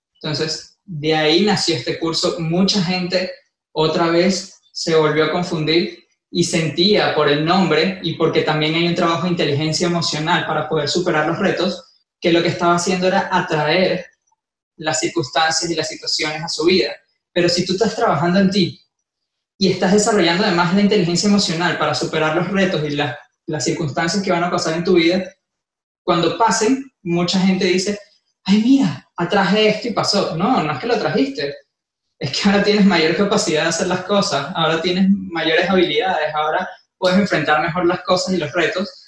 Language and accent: Spanish; Venezuela; moved away as an adult; also born or lived in Ecuador; now in Miami, United States; yo nací en Venezuela, como siempre digo, soy del mundo. Este, nací en Venezuela, viví dos años en Ecuador, llevo dos años en Miami.